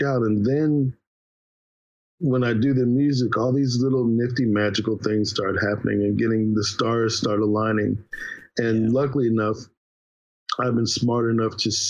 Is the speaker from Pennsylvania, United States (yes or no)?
yes; Philadelphia, Pennsylvania, United States; growing up in Philly